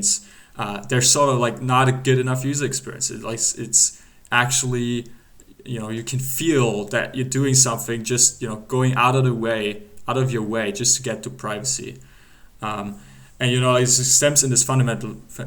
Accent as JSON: {"language": "English", "country": "Germany", "said": "we're both from Germany."}